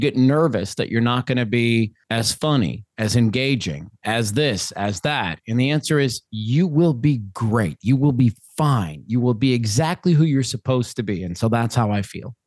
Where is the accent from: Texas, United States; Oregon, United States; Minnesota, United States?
Minnesota, United States; now in Phoenix, United States; I'm originally from Minnesota, your neighbor to the west